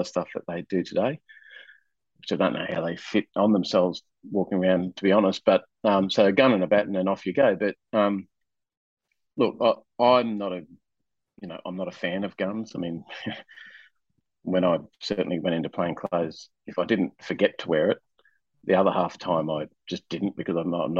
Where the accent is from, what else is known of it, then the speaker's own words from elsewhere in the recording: Rockhampton, Queensland, Australia; moved away as an adult; also born or lived in New South Wales; I left my hometown, which was in country Queensland, a little town called Rockhampton